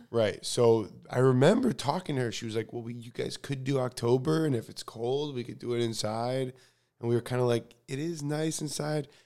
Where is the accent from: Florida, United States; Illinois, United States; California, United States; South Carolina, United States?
Illinois, United States; Chicago; moved away; I'm going back to my hometown of Chicago